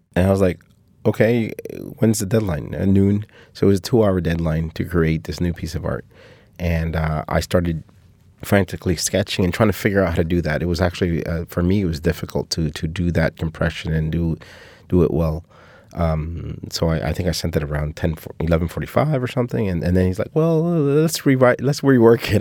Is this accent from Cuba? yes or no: yes; Cuba; moved away; my family from my hometown